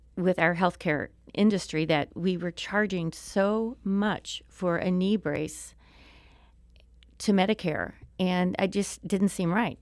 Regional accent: Springfield, Missouri, United States; moved away as an adult; also born or lived in Harrison, Arkansas / Tulsa, Oklahoma; now in Maryland Heights, United States; that moved me to Springfield, Missouri. And, uh, I lived there, f, you know, through high school

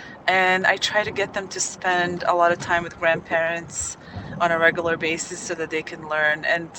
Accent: Bosnia & Herzegovina; English is a second language; The way I am coping with this is I try to visit my home country every summer so that the children can speak and catch more of the Bosnian language.

